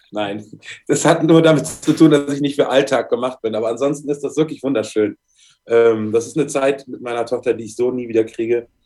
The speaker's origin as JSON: {"language": "German", "town": "Bad Honnef", "region": "North Rhine-Westphalia", "country": "Germany", "tie": "born or raised there", "also_born_or_lived": "Cologne", "said": "ich bin in Köln geboren. Bin dann im Kindesalter ist meine Mutter mit mir nach Bad Honnef gezogen."}